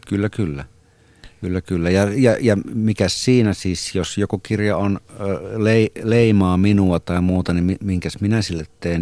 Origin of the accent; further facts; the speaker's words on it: Rautalampi, North Savo, Finland; Rautalampi, josta itse olen Pohjois-Savosta niin kuin viettänyt aikaani niin lapsena